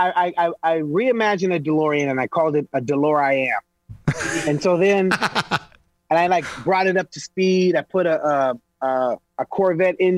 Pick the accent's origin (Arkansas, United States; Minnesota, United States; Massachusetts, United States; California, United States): California, United States; Los Angeles; I'm from East LA, bro. I was one of the only black families in an all Mexican neighborhood